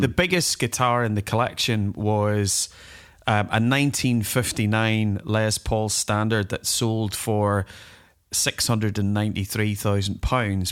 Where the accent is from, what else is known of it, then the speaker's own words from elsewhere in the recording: Northern Ireland, United Kingdom; accent: Northern Ireland; I put on my Northern Ireland accent a bit